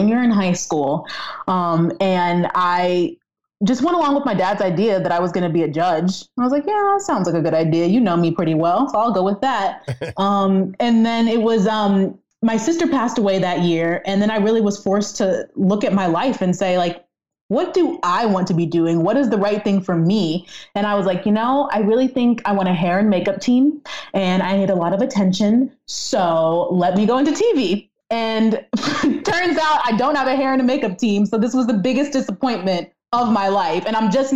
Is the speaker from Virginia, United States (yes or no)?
yes; Fairfax, Virginia, United States; moved away as an adult; also born or lived in Ashburn, Virginia; now in Buffalo, United States; I was born in Fairfax, Virginia. This is Northern Virginia